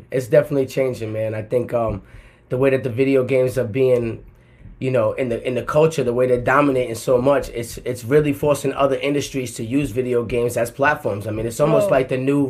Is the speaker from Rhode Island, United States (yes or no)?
yes; Providence, Rhode Island, United States; moved away as an adult; also born or lived in Atlanta, Georgia; I'm from Providence, Rhode Island, the smallest state in the country. I packed all my shit in 2010, moved to Atlanta, Georgia with no plan